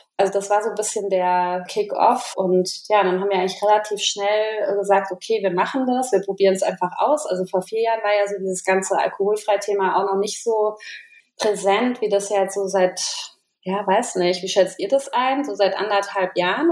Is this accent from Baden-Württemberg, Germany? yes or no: no; Maintal, Hesse, Germany; Also wir kommen aus Maintal-Hochstadt. Das ist so ein kleines Örtchen, ja, so 15 Kilometer von Frankfurt am Main